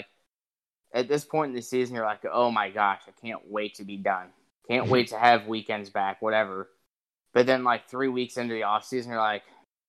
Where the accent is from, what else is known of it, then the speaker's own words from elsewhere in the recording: Northwest Indiana, United States; I'm from Northwest Indiana, so Chicagoland's closer, but it's not an Indiana track.